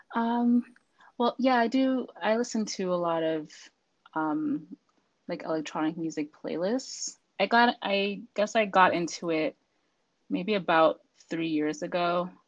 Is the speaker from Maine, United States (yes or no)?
no; Boston, Massachusetts, United States; now in Virginia, United States; I'm actually originally from Boston, Massachusetts